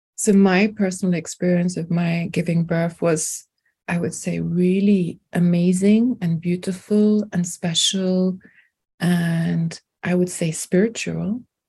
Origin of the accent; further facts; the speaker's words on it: London, United Kingdom; first language French; English is a second language; also born or lived in France; born in France, but I have spent most of my life in London